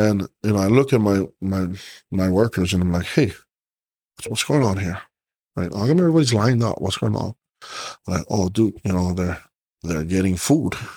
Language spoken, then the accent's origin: English; Hawaii, United States; But us as Hawaiian, or me as a Hawaiian